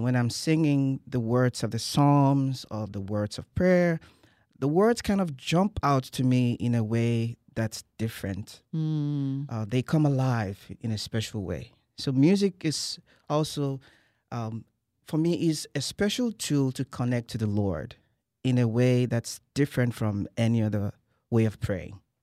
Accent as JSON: {"language": "English", "country": "Nigeria", "moved": "as an adult", "lives_now": "College Station, United States", "said": "I'm originally from Nigeria"}